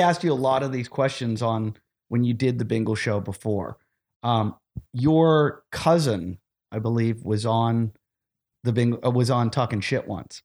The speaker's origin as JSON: {"language": "English", "town": "Pittsburgh", "region": "Pennsylvania", "country": "United States", "tie": "born or raised there", "moved": "yes", "said": "I grew up in Pittsburgh"}